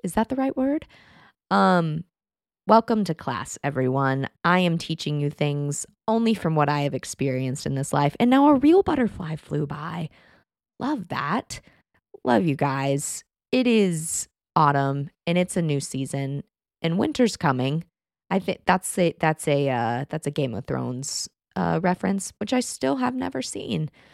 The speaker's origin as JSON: {"language": "English", "region": "Texas", "country": "United States", "tie": "born or raised there", "moved": "yes", "said": "I grew up in Texas"}